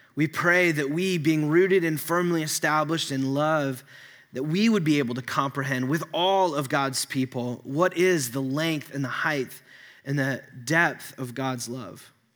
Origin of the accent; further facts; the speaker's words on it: United States; American Christians